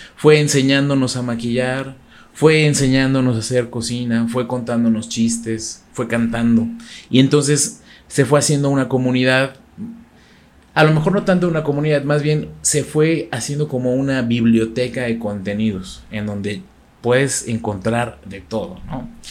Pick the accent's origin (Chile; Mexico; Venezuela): Mexico; ser de los primeros mexicanos en abrir un canal de YouTube